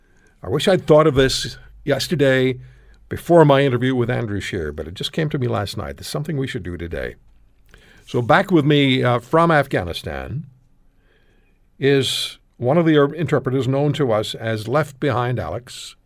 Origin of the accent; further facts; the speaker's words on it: Canada; And I have, throughout my adult life, only identified myself as Canadian.